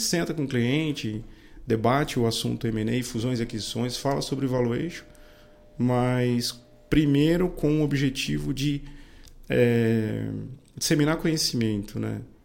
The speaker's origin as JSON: {"language": "Portuguese", "town": "Indaiatuba", "region": "São Paulo", "country": "Brazil", "tie": "born or raised there", "accent": "caipira", "said": "eu sou indatubano, né? Portanto, eu costumo dizer que eu sou caipira, né? Eu nasci aqui, é, vivi até a minha adolescência aqui"}